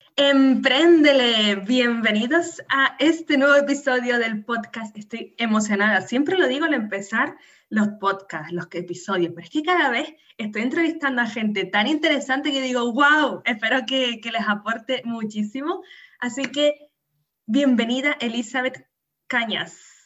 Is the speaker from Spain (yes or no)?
yes; Canary Islands, Spain; nacida en Canarias